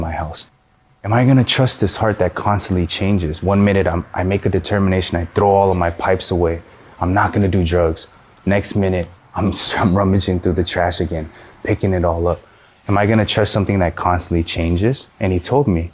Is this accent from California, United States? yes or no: yes; San Gabriel Valley, California, United States; I'm from the San Gabriel Valley